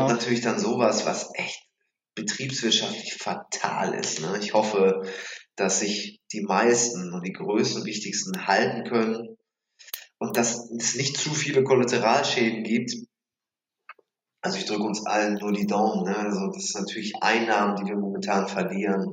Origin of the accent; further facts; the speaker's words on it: Germany; also born or lived in Mülheim an der Ruhr; now in Bremen, Germany